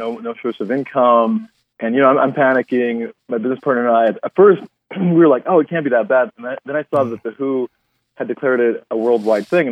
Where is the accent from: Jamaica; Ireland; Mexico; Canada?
Mexico; also born or lived in Denver, Colorado; now in Los Angeles, United States; When I was in Mexico, so I was born in Mexico